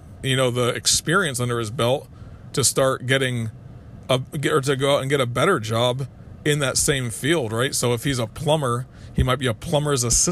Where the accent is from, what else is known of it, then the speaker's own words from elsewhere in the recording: Kissimmee, Florida, United States; I grew up in Kissimmee, Florida at the time.